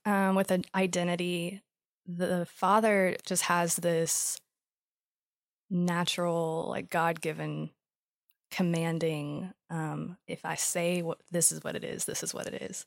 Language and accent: English; West Texas, United States; moved away as an adult; now in Dallas, United States; I grew up in West Texas, born and raised, moved to Dallas a year ago